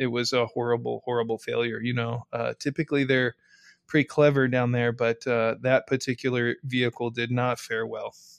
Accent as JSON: {"language": "English", "country": "United States", "said": "as an American"}